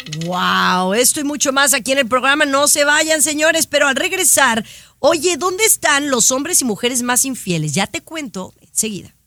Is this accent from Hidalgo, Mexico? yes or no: no; Jalisco, Mexico; la gente que somos de Jalisco